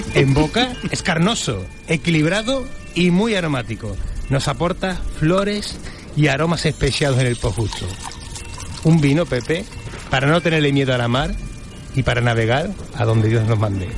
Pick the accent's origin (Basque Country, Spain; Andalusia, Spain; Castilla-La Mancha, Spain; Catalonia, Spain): Andalusia, Spain